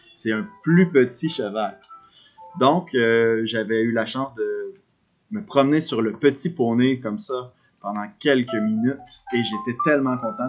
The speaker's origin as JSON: {"language": "French", "region": "Quebec", "country": "Canada", "also_born_or_lived": "Montreal", "moved": "as an adult", "lives_now": "Victoria, Canada", "said": "je viens du Québec"}